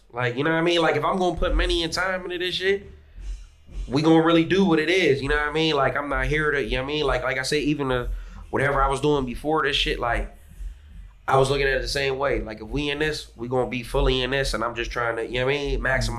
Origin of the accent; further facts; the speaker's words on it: Sharon, Pennsylvania, United States; I'm from Sharon, Pennsylvania. It's like